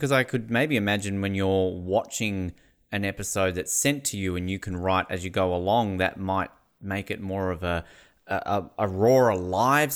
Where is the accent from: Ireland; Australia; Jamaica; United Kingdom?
Australia; Tasmania; my home state of Tasmania